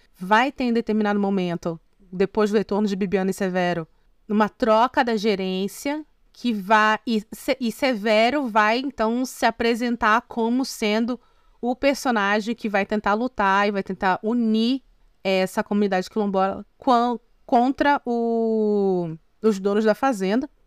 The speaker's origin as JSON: {"language": "Portuguese", "region": "North Region", "country": "Brazil", "tie": "born or raised there", "also_born_or_lived": "Northeast Brazil / São Paulo", "moved": "yes", "said": "como uma mulher brasileira nascida no norte que tem vivência no Nordeste"}